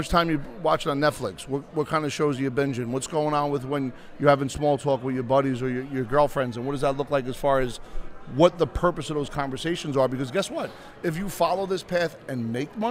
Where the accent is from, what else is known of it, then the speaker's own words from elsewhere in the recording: Bayonne, New Jersey, United States; I grew up in Bayonne, 75,000 people, 3 miles